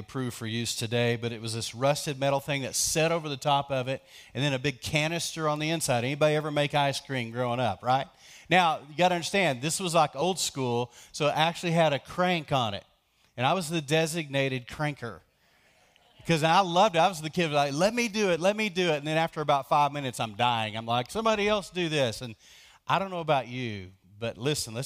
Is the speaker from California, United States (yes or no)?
no; Lubbock, Texas, United States; also born or lived in between Post and Tahoka, Texas; I grew up in Lubbock